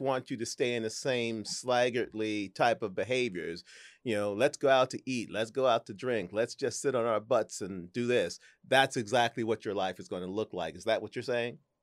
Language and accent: English; St. Louis, Missouri, United States; moved away; my hometown of Saint Louis